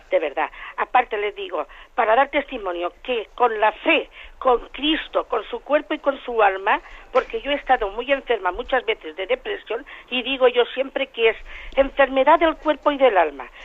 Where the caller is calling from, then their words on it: Castellón, Valencian Community, Spain; de Castellón